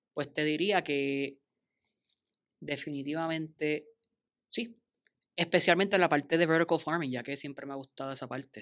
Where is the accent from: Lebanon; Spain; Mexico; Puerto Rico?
Puerto Rico; Bayamón; also born or lived in Mayagüez; yo vengo de Bayamón